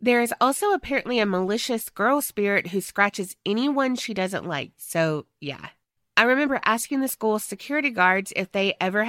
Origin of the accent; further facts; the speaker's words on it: North Carolina, United States; But just to reintroduce myself to everyone … from North Carolina.